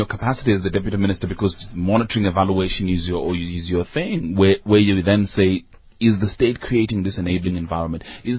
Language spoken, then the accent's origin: English; South Africa; unless it assists me in becoming the best that I can be, right, as a South African.